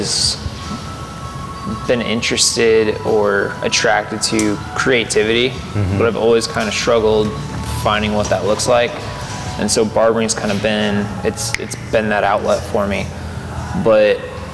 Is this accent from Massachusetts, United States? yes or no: no; Fort Wayne, Indiana, United States; I was born in Fort Wayne, so born and raised here